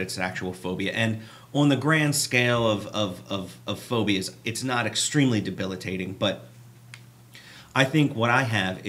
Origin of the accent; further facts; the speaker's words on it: Baltimore, Maryland, United States; I'm from Baltimore